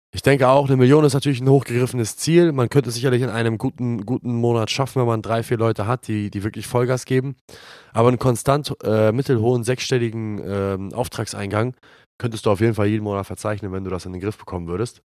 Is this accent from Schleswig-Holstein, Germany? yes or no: yes; Glinde, Schleswig-Holstein, Germany; Die goldenen Zeiten in Glinde damals in meiner Heimatstadt